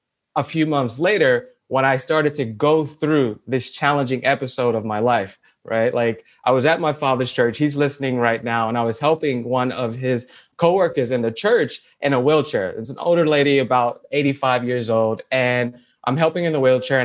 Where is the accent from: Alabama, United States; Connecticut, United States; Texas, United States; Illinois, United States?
Illinois, United States; Chicago; I'm originally from Southside Chicago